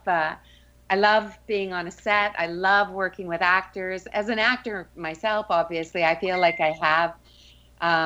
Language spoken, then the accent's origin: English; Calgary, Alberta, Canada; moved away as an adult; also born or lived in United Kingdom / Coventry; I was raised in Western Canada, in Calgary. But I went to the UK when I was 18